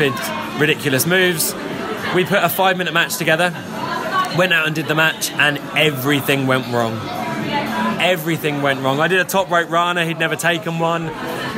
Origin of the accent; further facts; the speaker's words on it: Gorleston, East of England, United Kingdom; also born or lived in Norwich; we're running a training session before a show in Galston, which is my hometown